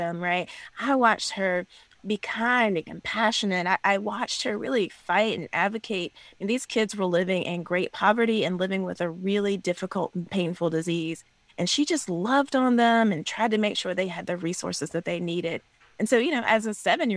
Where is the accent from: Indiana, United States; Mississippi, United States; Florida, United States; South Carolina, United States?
South Carolina, United States; now in Georgia, United States; Calpin, South Carolina. It's a small, rural, one-stoplight, literally one-stoplight town in kind of the Appalachian foothills of South Carolina, where I grew up